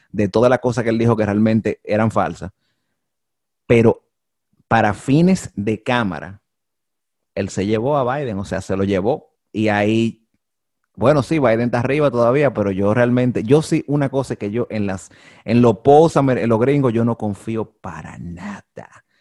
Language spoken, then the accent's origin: Spanish; Dominican Republic; todos nosotros como dominicanos